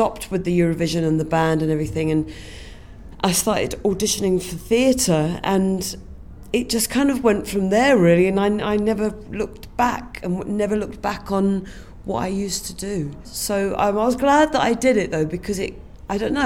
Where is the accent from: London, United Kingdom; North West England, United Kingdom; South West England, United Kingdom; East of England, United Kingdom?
London, United Kingdom; I come from Finchley